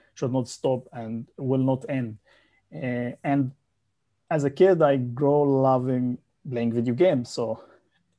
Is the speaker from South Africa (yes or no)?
no; Egypt; moved away as an adult; also born or lived in Saudi Arabia; now in Malaysia; I'm from Egypt